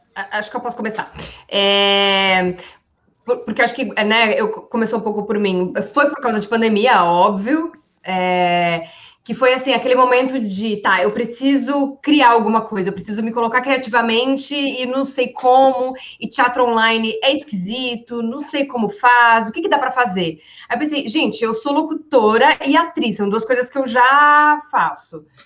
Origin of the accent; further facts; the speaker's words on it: Rio Grande do Sul, Brazil; eu sou gaúcha